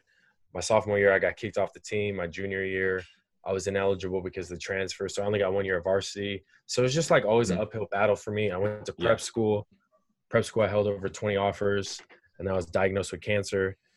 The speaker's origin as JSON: {"language": "English", "town": "Santa Clarita", "region": "California", "country": "United States", "tie": "born or raised there", "also_born_or_lived": "North Hollywood, Los Angeles", "said": "Originally, I'm from Los Angeles, from North Hollywood. I grew up in Santa Clarita."}